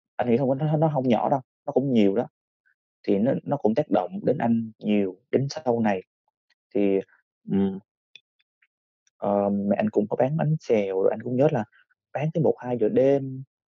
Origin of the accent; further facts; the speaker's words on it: Vietnam; mình mình là một người Việt Nam